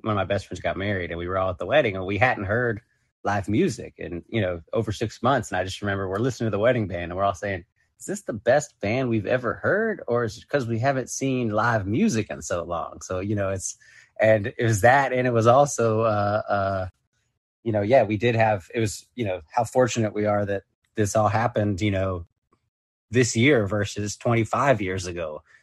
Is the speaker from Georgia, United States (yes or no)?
yes; Atlanta, Georgia, United States; now in New York, United States; I grew up in Atlanta